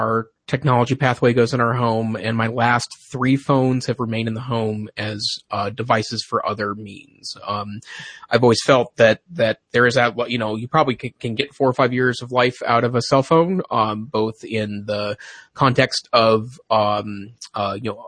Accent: Montana, United States; moved away; I grew up with in Montana.

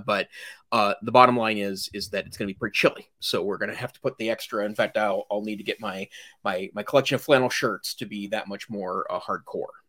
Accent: Great Falls, Montana, United States; now in Western Montana, United States; north central Montana, which is where I grew up

